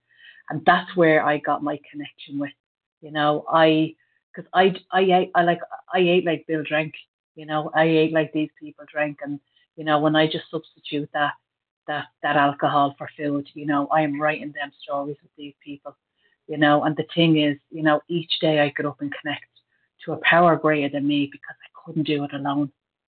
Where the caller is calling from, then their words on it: County Meath, Leinster, Ireland; I'm a recovered compulsive overeater, and I'm calling in from County Meath in Ireland.